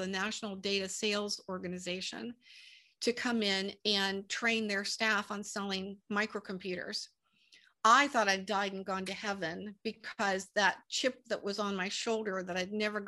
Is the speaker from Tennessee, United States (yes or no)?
no; Pittsburgh, Pennsylvania, United States; moved away as an adult; also born or lived in Santa Ana, California; I'm from Pittsburgh, Pennsylvania, and moved from Pittsburgh to Santa Ana, California